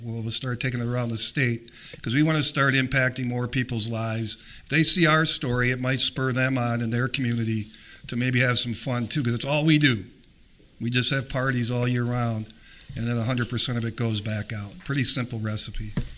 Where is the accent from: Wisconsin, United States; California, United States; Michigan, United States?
Wisconsin, United States; Green Bay; I grew up in Green Bay, Wisconsin